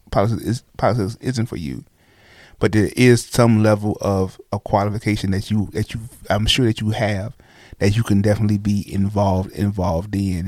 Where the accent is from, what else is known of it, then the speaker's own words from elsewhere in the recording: Brooklyn, New York, United States; now in Oklahoma City, United States; I'm from Brooklyn